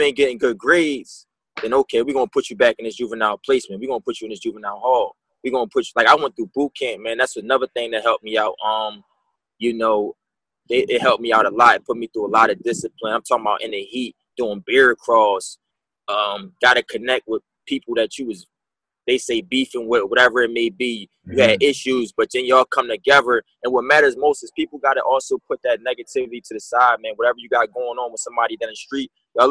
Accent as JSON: {"language": "English", "town": "Philadelphia", "region": "Pennsylvania", "country": "United States", "tie": "born or raised there", "moved": "yes", "lives_now": "Orlando, United States", "said": "Me growing up in Philadelphia, PA, like, I really come from the streets"}